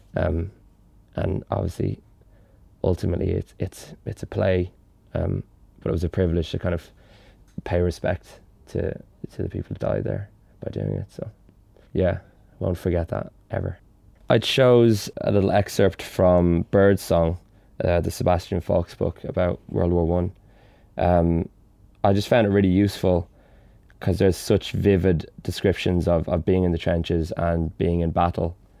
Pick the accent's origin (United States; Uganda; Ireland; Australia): Ireland; Dublin, Leinster; growing up in Dublin